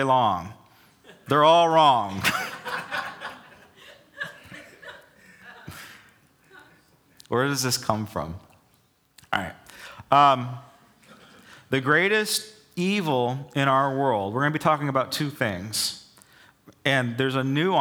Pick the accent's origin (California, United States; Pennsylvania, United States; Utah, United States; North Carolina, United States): California, United States; Southern; also born or lived in Charleston, South Carolina; growing up in Southern California